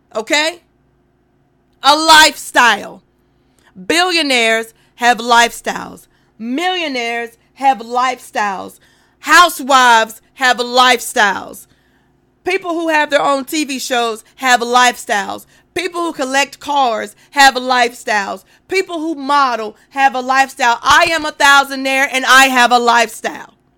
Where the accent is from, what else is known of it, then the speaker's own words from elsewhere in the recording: North Carolina, United States; I'm from North Carolina